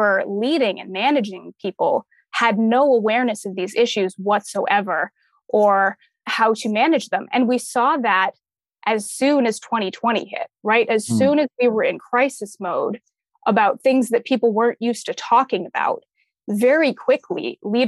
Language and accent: English; Massachusetts, United States; moved away as an adult; also born or lived in Salem, Massachusetts / Atlanta, Georgia; now in Boston area, United States; I grew up in foster care in the Massachusetts foster care system